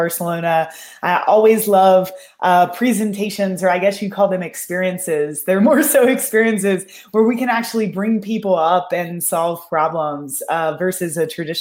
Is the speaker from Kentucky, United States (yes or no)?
yes; Kentucky, United States; moved away as an adult; also born or lived in Austin, Texas; I grew up in Kentucky